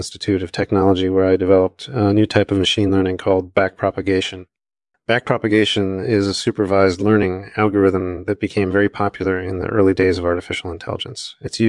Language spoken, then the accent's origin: English; Vienna, Austria; I was born in 1954 in Vienna, Austria. I grew up taking classes in physics and mathematics.